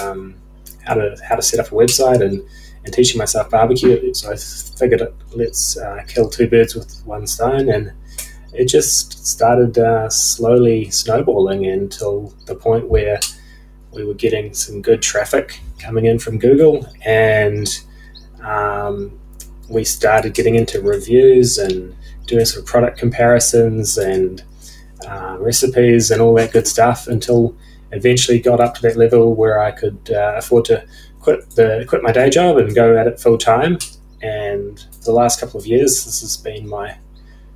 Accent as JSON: {"language": "English", "country": "New Zealand", "tie": "born or raised there", "moved": "yes", "lives_now": "Australia", "said": "growing up in New Zealand and then moving over to Australia"}